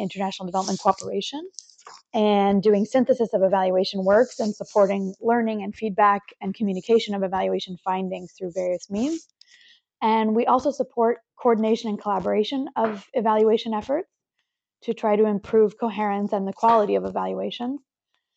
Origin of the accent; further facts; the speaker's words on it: Santa Cruz, California, United States; now in Paris, France; I am from Santa Cruz, California in the United